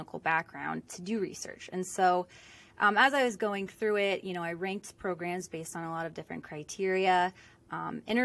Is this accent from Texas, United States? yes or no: no; Southern California, United States; moved away as an adult; also born or lived in Rhode Island; I'm originally from Southern California, grew up there